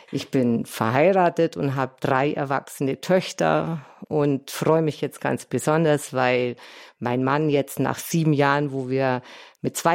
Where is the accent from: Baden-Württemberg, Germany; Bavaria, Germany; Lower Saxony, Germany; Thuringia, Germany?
Bavaria, Germany; Bad Wörishofen; now in Balderschwang, Germany; In meiner Kindheit, ich komme aus Bad Wörthershofen, waren wir hier immer Skifahren